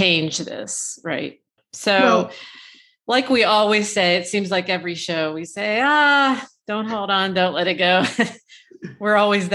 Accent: Ohio, United States; That's my home state

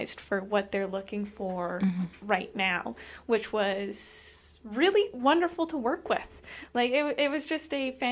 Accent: Lethbridge, Alberta, Canada; moved away as an adult; also born or lived in Montreal; now in Brooks, Canada; went back to my hometown of Lethbridge

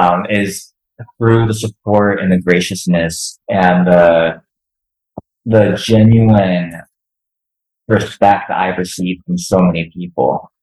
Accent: Cincinnati, Ohio, United States; now in Los Angeles, United States; So in 2016, I moved out to Los Angeles from Cincinnati, Ohio, and I went back to school.

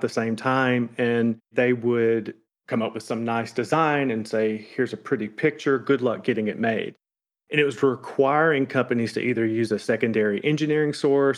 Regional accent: the South, United States; now in Florence, United States; we're obviously from the South

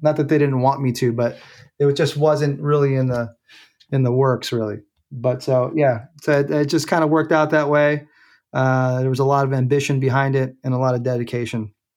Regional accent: San Francisco, California, United States; moved away as an adult; now in Oakland, United States; I grew up in San Francisco. I was born in the city, went to high school out there

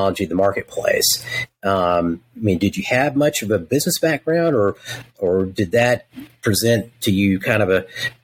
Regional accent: Texas, United States; I'm from Texas

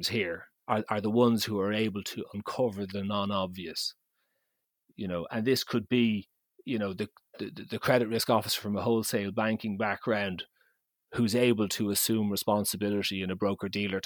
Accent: Ireland

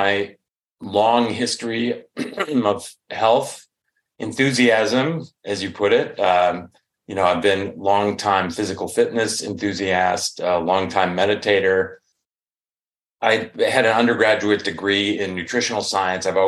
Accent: Chicago, Illinois, United States; now in Northern California, United States; I'm from the Chicago area

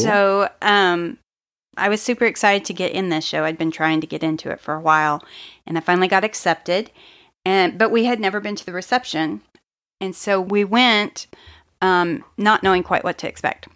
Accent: Oklahoma, United States; I grew up on Tex-Mex in Oklahoma

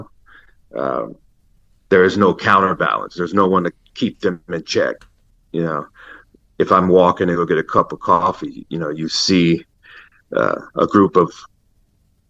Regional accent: Los Angeles, California, United States; Growing up in L.A., I grew up in the Hancock Park section of L.A.

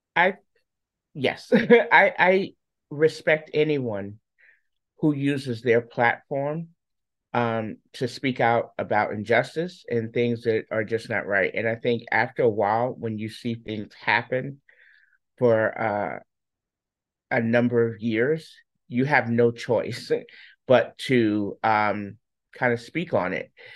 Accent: New York, United States; I'm a New Yorker, so we just naturally talk fast.

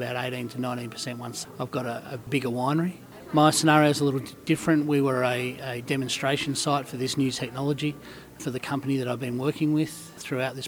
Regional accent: Bundalong, Victoria, Australia; I'm from a small area called Bundalong, just on the New South Wales-Victorian border, just out of Albury, between Yarrawonga and Albury.

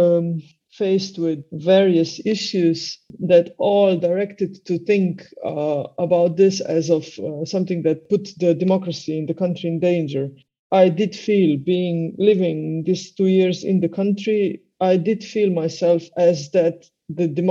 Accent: Slovenia; English is a second language; I come from Slovenia

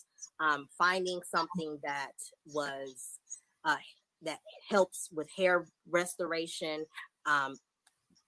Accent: Detroit, Michigan, United States; moved away as an adult; also born or lived in Charlotte, North Carolina; now in San Antonio, United States; So I am originally from Detroit, Michigan. I relocated to Charlotte where I went to cosmetology school. And then from there, we relocated to Texas. So I'm currently located in San Antonio, Texas

